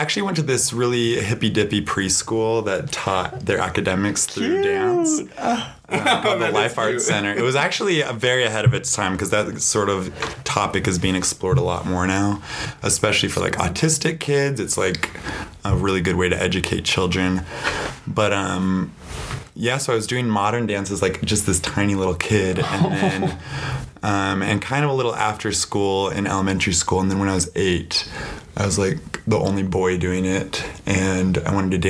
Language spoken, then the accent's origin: English; Salt Lake City, Utah, United States; I'm from Utah, Salt Lake City originally.